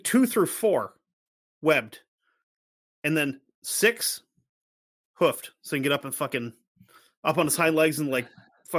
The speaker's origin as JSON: {"language": "English", "region": "New England", "country": "United States", "said": "Yeah, I'm from New England. That's how it works."}